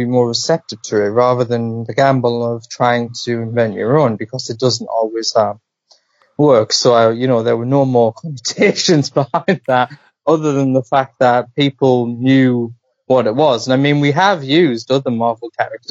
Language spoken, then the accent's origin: English; the Northeast, North East England, United Kingdom; I'm traditionally from the Northeast.